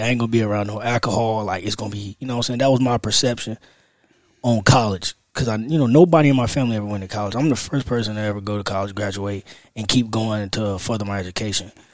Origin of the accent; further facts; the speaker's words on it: Raleigh, North Carolina, United States; I'm from South Side of Raleigh